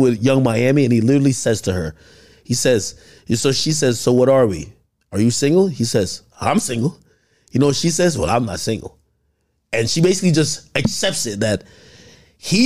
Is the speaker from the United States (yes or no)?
no; Jamaica; I'm black. I'm Jamaican